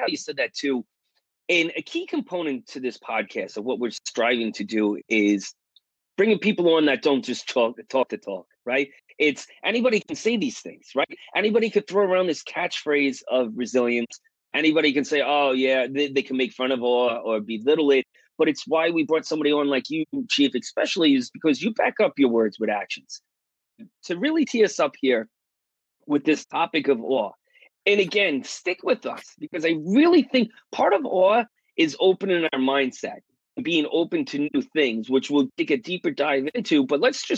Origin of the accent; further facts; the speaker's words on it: New York, United States; accent: New York; my New York accent